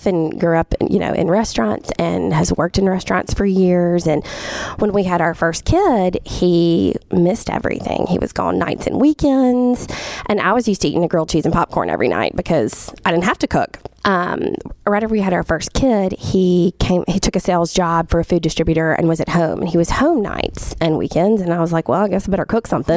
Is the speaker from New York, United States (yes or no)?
no; Jackson, Mississippi, United States; I was born and raised in Jackson.